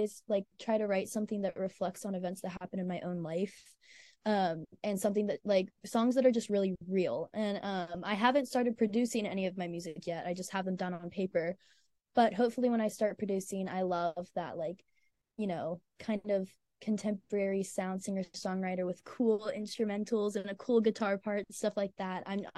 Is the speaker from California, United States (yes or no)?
no; Virginia, United States; born there; also born or lived in Nashville / Mississippi; I was born in Virginia, but I also lived in Nashville and Mississippi.